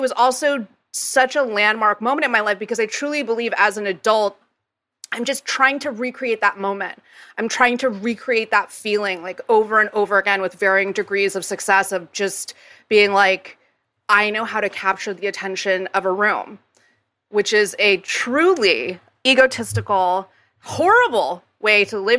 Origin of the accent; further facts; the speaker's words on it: Jakarta, Indonesia; So I grew up in Jakarta, Indonesia.